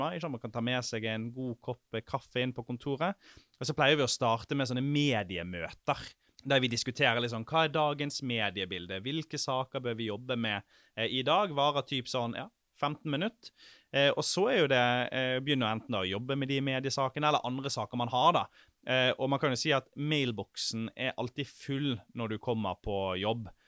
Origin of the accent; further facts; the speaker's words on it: Sotra, Vestland, Norway; moved away; Sotra, der jeg er fra